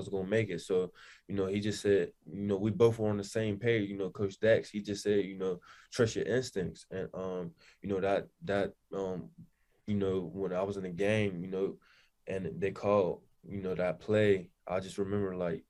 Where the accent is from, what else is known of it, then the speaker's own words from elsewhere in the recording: Pittsburgh, Pennsylvania, United States; I'm from Pittsburgh.